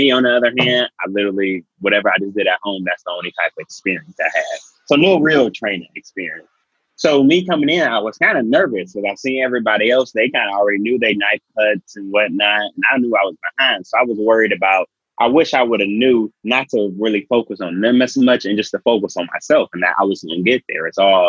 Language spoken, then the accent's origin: English; Cleveland, Ohio, United States; Cleveland, Ohio.